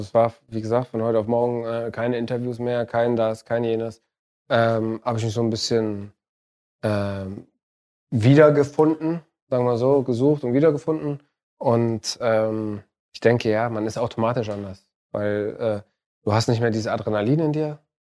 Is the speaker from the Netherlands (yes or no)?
no; Tunisia; moved away; in meinem Heimatland in Tunesien